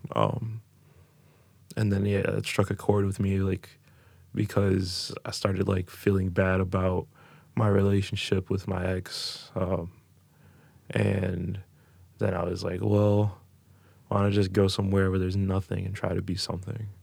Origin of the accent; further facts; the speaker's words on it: Coral Springs, Florida, United States; moved away as an adult; also born or lived in Elyria, Ohio / Texas / Los Angeles / Sacramento; now in Cleveland, United States; I was raised in South Florida in Coral Springs